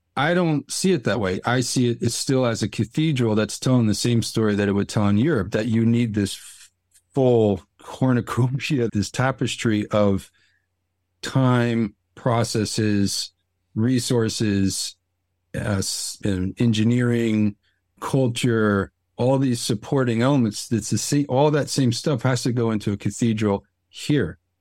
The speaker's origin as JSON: {"language": "English", "town": "Newark", "region": "New Jersey", "country": "United States", "tie": "born or raised there", "moved": "yes", "said": "I grew up around outside of Newark. I lived in Newark for some, some years"}